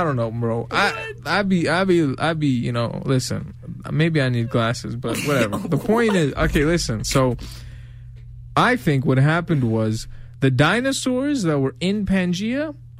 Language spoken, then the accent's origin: English; New York City, New York, United States; I'm from New York.